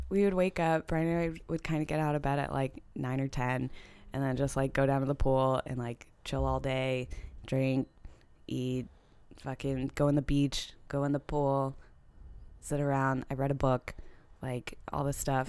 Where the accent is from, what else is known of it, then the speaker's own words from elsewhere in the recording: California, United States; moved away; back to my hometown